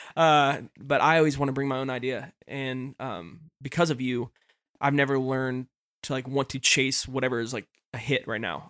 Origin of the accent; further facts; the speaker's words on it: Nashville, Tennessee, United States; moved away as an adult; also born or lived in Florida; growing up in Nashville.